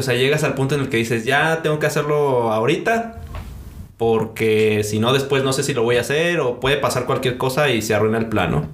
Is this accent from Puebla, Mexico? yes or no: no; Celaya, Guanajuato, Mexico; moved away as an adult; also born or lived in Costa Chica, Guerrero; now in Aguascalientes, Mexico; Nací en Celaya, Guanajuato, realmente es donde he vivido la mayor parte de mi vida